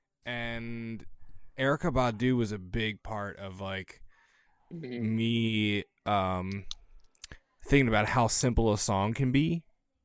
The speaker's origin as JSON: {"language": "English", "town": "Baltimore", "region": "Maryland", "country": "United States", "tie": "born or raised there", "said": "I grew up in Baltimore City on the east side in the hood."}